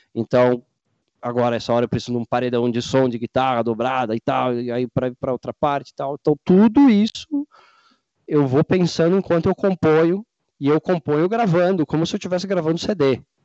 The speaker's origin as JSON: {"language": "Portuguese", "region": "Rio Grande do Sul", "country": "Brazil", "said": "também gaúcho aqui"}